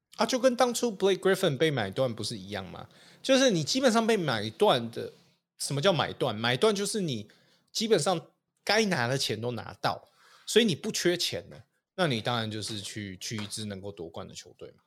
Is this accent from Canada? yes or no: yes; Canada; also born or lived in Vancouver, Canada; now in Taiwan; 回加拿大，就是我的老家去